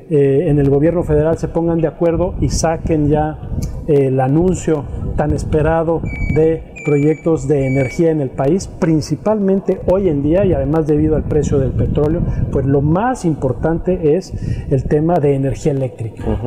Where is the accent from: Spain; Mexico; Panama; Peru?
Mexico; como mexicanos